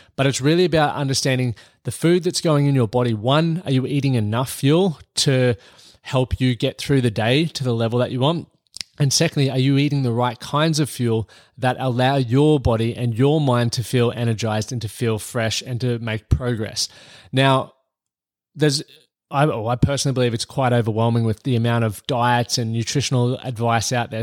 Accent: Australia; moved away as an adult; now in United States; I'm Australian here, and I'm living in the United States at the moment

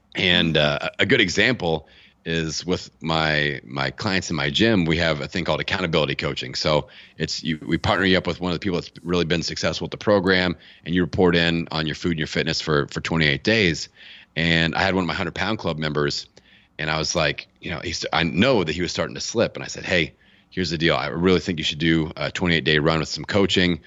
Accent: Bloomington, Indiana, United States; my hometown of Bloomington, Indiana

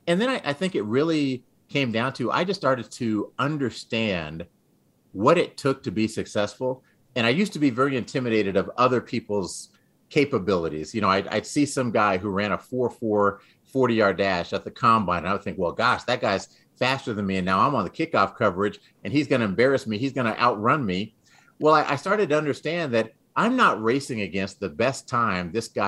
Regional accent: San Antonio, Texas, United States; also born or lived in Dayton, Ohio, United States / England / Greece / Florida, United States; I was born in Dayton, Ohio. We lived in England for 5 years. We lived in Greece for 3 years, lived in Florida for a year, then moved to Texas. And I spent most of my adolescence in Texas, in San Antonio

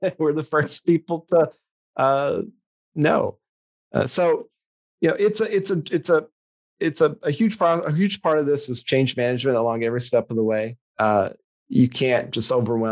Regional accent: West Tennessee, United States; moved away as an adult; also born or lived in Memphis, Tennessee; now in Portland, United States; I grew up in a tiny farming community, 4,000 people in West Tennessee

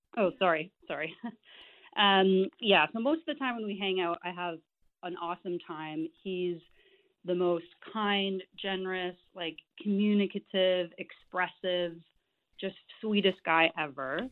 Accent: Canada; I'm Canadian.

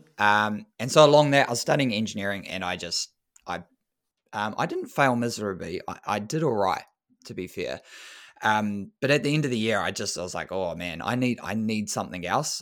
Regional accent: New Zealand; as a Kiwi boy

